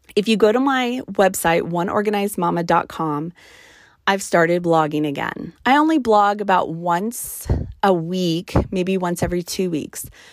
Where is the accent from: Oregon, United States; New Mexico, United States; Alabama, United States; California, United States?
New Mexico, United States; on my mother's side of the family, we are from New Mexico.